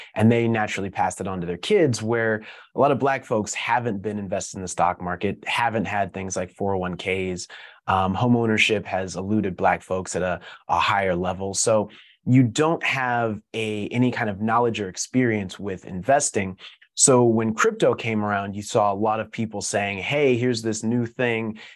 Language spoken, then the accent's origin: English; Denver, Colorado, United States; moved away; growing up kinda in the middle of the country, I'm originally from Denver